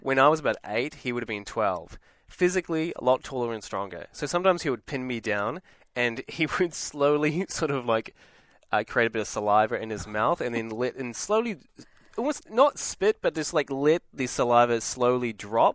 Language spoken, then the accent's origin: English; New Zealand; moved away; I'm from New Zealand, so I'm a Kiwi.